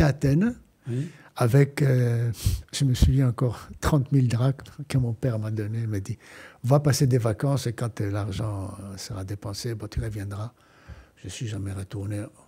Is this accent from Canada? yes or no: no; Cairo, Cairo Governorate, Egypt; moved away as an adult; now in France; je suis né au Caire